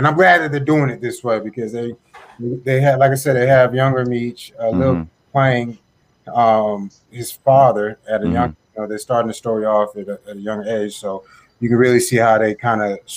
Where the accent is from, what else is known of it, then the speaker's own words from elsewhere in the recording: Atlanta, Georgia, United States; I'm from Atlanta